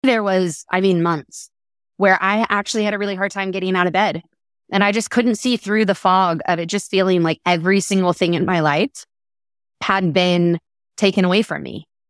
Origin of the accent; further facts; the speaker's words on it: Texas, United States; as a Texan